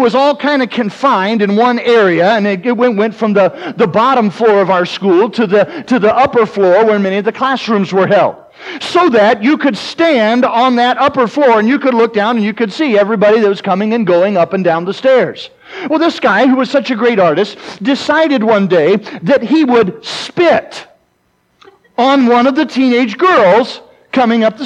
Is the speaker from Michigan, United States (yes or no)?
no; South Carolina, United States; moved away as an adult; also born or lived in Mississippi; now in South Dakota, United States; I grew up in South Carolina. I currently live in South Dakota